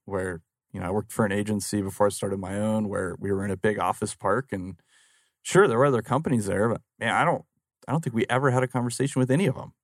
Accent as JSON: {"language": "English", "town": "Phoenix", "region": "Arizona", "country": "United States", "tie": "born or raised there", "said": "I actually grew up right here in Phoenix, uh, born and raised in Phoenix"}